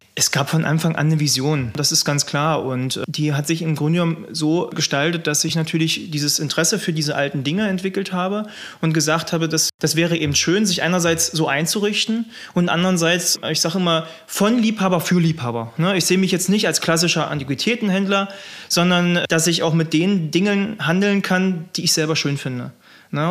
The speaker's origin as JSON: {"language": "German", "town": "Wolfen", "region": "Saxony-Anhalt", "country": "Germany", "tie": "born or raised there", "moved": "yes", "lives_now": "Pöthen, Germany", "said": "ich komme ursprünglich aus äh, Wolfen bei Bitterfeld"}